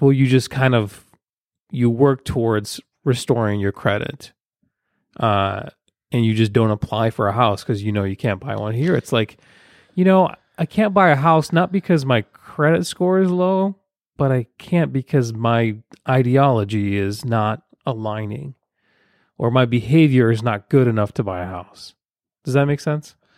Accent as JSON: {"language": "English", "country": "Ukraine", "moved": "yes", "said": "I'm from Ukraine, former Soviet Union"}